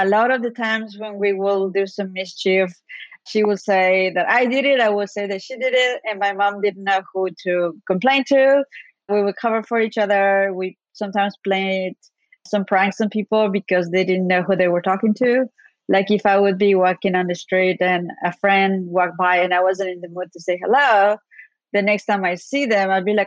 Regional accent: Ambato, Tungurahua, Ecuador; now in United States; When I was growing up in Ecuador, what every woman 18 years or so wanted to do with their lives was to be a teller at a bank

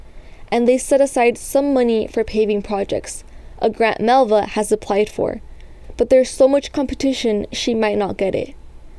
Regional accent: Eastern Coachella Valley, California, United States; The Eastern Coachella Valley has the most mobile home parks per capita in California. I grew up in one.

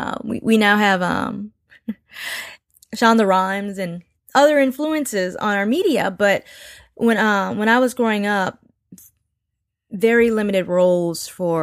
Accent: Nigeria; I'm Nigerian, part Creole.

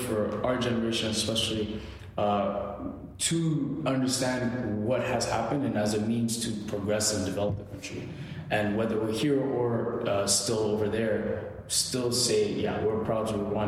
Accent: Windsor, Ontario, Canada; I was born here in Windsor, Ontario

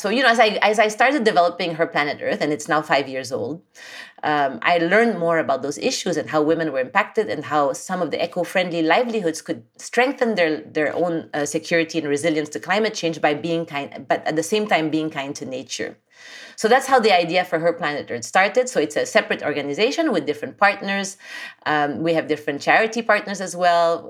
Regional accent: Philippines; moved away as an adult; also born or lived in France / Japan; I was born and raised in the Philippines

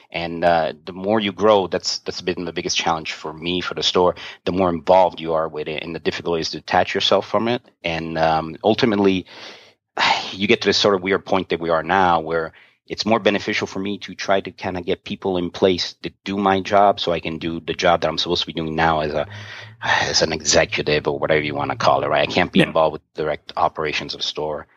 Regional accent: New York, United States; I'm from New York. I'm Italian

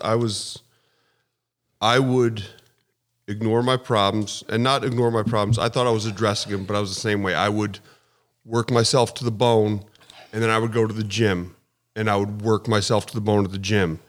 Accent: Charlotte, North Carolina, United States; born or raised there; moved away; also born or lived in Philadelphia, Pennsylvania / New Mexico / upstate New York

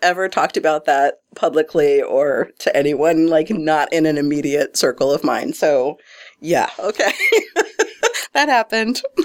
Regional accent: Detroit, Michigan, United States; moved away as an adult; also born or lived in New York; now in Omaha, United States; was born and raised in Detroit, Michigan.

